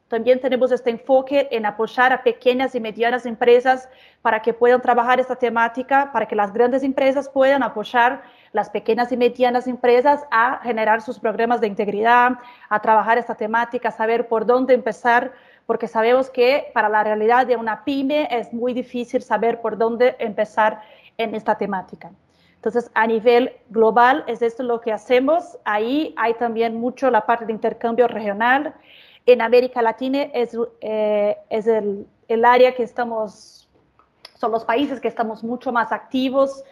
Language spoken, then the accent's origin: Spanish; Brazil; Spanish is a second language; soy brasileña, así que les pido disculpas por cualquier portuñol que me salga